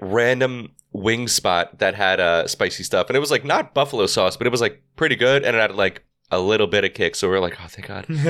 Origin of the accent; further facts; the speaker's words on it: New York, United States; we're from New York